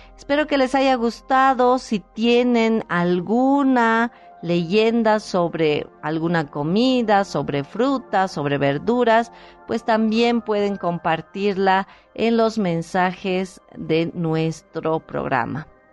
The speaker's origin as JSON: {"language": "Spanish", "region": "Potosí", "country": "Bolivia", "tie": "born or raised there", "said": "mi país, de Bolivia, y muchas veces lo he hecho de mi ciudad natal Potosí"}